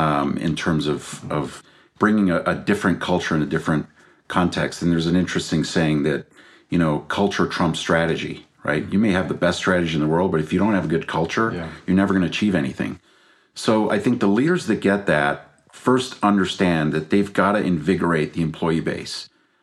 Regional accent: Belgium; also born or lived in Brazil / England / Denmark; now in United States; I was born in Brazil. We grew up in Belgium. I went to boarding school in England, a couple of years in Denmark. My mom's from Denmark.

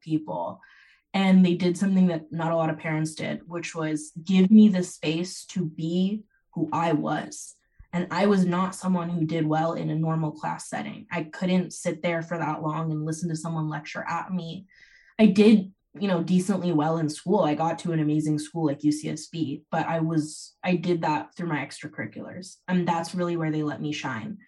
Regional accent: Bay Area, Silicon Valley, California, United States; I grew up in the Bay Area in the Silicon Valley

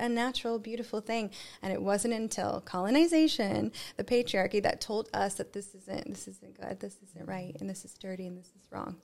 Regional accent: United States; I'm American as well.

